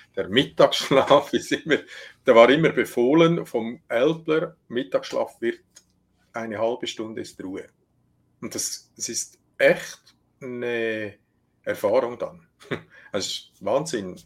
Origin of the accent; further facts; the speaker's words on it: Switzerland; bei uns in der Schweiz